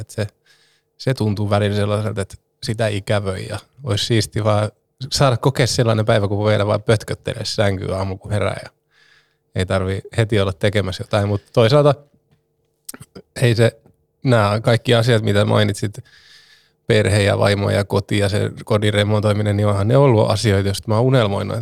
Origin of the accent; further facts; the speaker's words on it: Turku, Southwest Finland, Finland; täällä minun kotikaupungissani